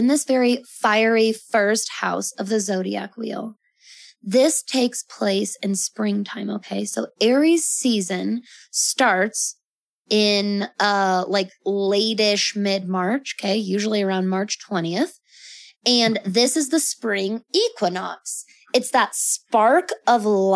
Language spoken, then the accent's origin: English; Colorado, United States; I was born on October 30th, in Colorado